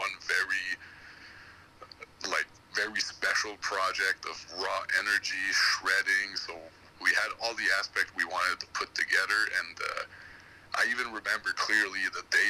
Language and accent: English; Montreal, Quebec, Canada; I'm from Montreal